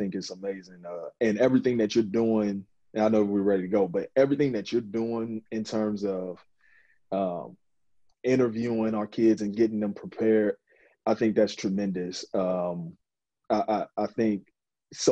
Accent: Mansfield, Ohio, United States; I come from a small town, it's Mansfield, Ohio.

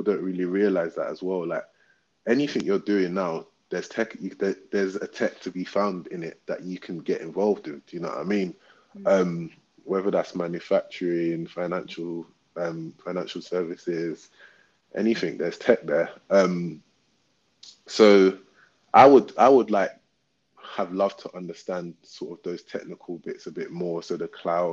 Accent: London, United Kingdom; we're from Southwark as well

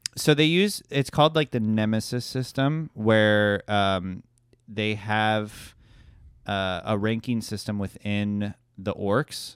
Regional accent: Fort Lauderdale, Florida, United States; I'm from Fort Lauderdale

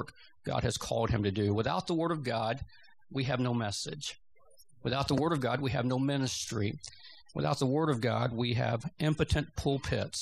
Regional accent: Georgia, United States; moved away as an adult; I grew up in Georgia.

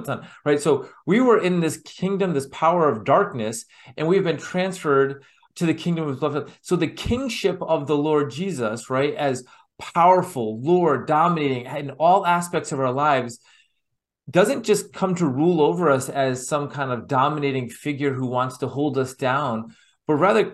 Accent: United States; my experiences as an American

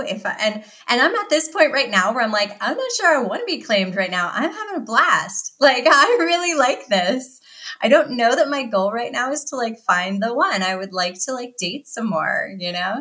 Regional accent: Philadelphia, Pennsylvania, United States; I'm from the Philadelphia area

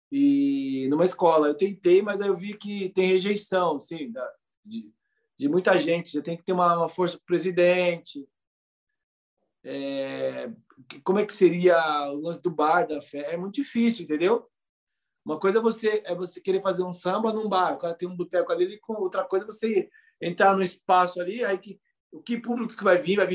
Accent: São Paulo, Brazil; eu nasci na Brasilândia, como eu já falei aqui, a escola foi fundada muito perto da minha casa.

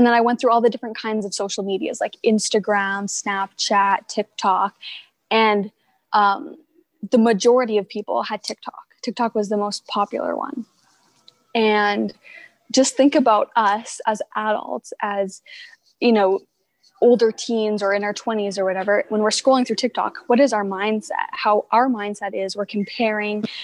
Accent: Prince George, British Columbia, Canada; also born or lived in Quesnel; I've actually lived in Prince George almost my whole life, but a fun fact about me is that I was born in Quesnel

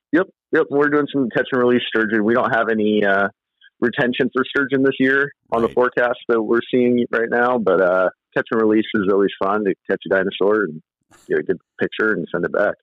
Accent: Vancouver, Washington, United States; I grew up in Vancouver on the east side of east side of Vancouver

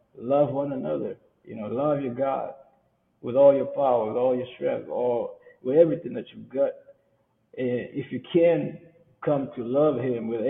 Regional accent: Kenya; moved away; we come from Kenya

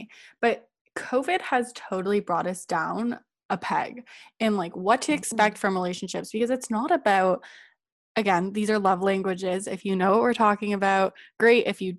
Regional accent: Bulgaria; I, like, because I grew up in Bulgaria, we used to go to Greece every weekend, but I was so young that I don't really remember

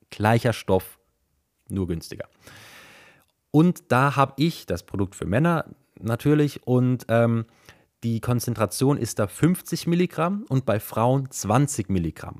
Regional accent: Germany; hier bei uns in Deutschland

